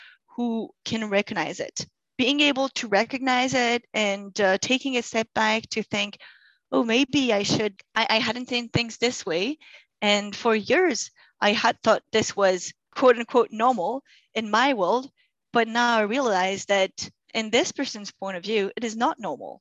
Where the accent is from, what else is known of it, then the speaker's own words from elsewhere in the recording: Grenoble, Auvergne-Rhône-Alpes, France; first language French; English is a second language; moved away as an adult; also born or lived in Saudi Arabia / Germany / Spain / China; now in Canada; I come from Grenoble, surrounded by mountains.